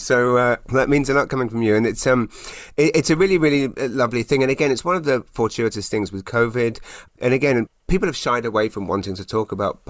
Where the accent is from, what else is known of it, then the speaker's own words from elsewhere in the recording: United Kingdom; now in Canada; I still, when I'm introducing myself, hi, I'm British, and I'm like, oh, and Canadian.